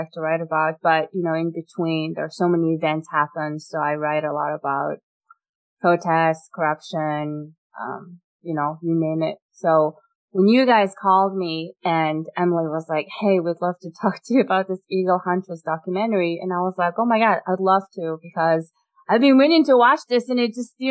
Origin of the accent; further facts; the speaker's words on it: Mongolia; English is a second language; also born or lived in San Francisco, United States; now in United States; I was born and raised in Mongolia